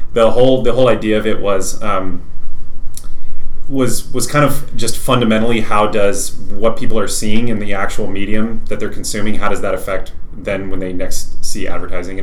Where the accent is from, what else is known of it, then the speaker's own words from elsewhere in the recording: Fredericksburg, Texas, United States; moved away as an adult; also born or lived in Lubbock, Texas; now in Dallas, United States; I'm from the Hill Country. So if you know where Fredericksburg is, Fredericksburg